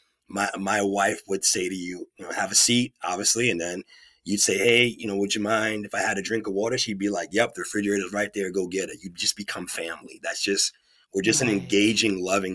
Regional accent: New York City, New York, United States; moved away as an adult; also born or lived in Beverly, Massachusetts; I'm from New York City, originally from Queens, and I'm living in Massachusetts after college.

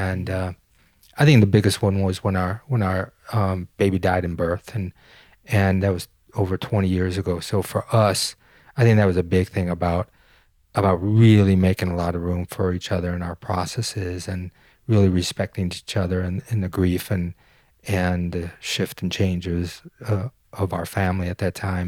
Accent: Detroit, Michigan, United States; moved away as an adult; also born or lived in Denmark; I'm a boy from Detroit.

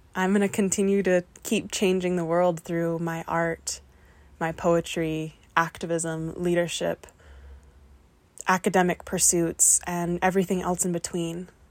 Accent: the Welsh Valleys, Wales, United Kingdom; I am a queer person who grew up in the valleys

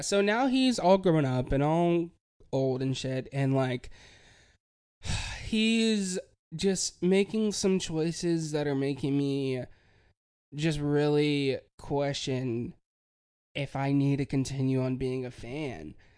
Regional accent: Hickory, North Carolina, United States; moved away as an adult; I'm from Hickory, and I always, you know, I grew up there

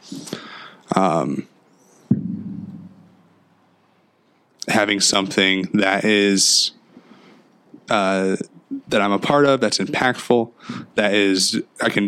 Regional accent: Winchester, Indiana, United States; I grew up in a small town in Indiana, about 2 hours south of here, called Winchester, Indiana

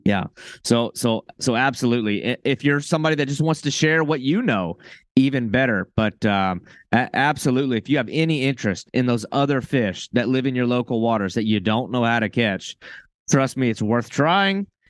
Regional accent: Florida, United States; I'm from Florida.

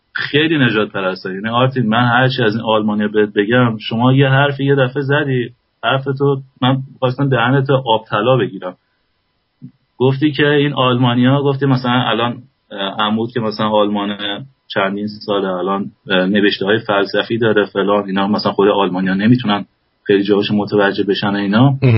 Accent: Iran; moved away as an adult; گفتم ایرانی

